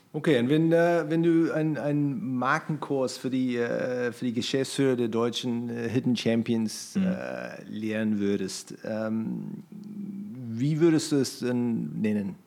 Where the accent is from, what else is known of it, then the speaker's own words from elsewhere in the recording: New Zealand; German is a second language; now in Germany; ich komme aus, aus Neuseeland